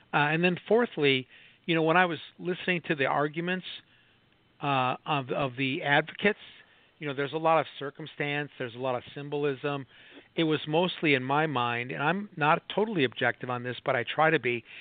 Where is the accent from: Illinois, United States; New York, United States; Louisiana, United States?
Illinois, United States; Chicago; moved away; also born or lived in Minneapolis; I grew up in Chicago